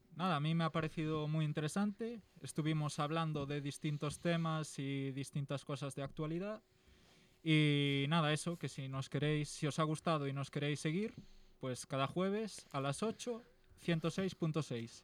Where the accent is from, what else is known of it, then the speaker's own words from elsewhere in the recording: Galicia, Spain; soy de Galicia